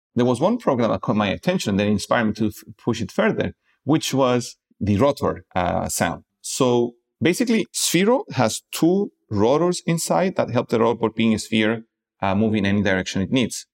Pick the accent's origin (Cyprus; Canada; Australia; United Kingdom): Cyprus; moved away as an adult; also born or lived in Prague, Czech Republic; now in Lisbon, Portugal; I am originally from Cyprus